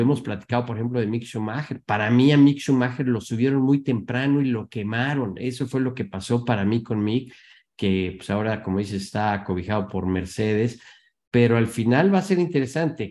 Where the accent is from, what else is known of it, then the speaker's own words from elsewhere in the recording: Mexico; como mexicano, como latino